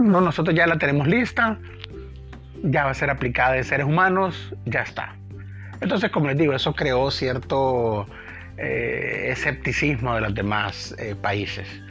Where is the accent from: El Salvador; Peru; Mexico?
El Salvador; un país relativamente pequeño como digamos nosotros, que somos más o menos unos 7, 7 y medio millones de habitantes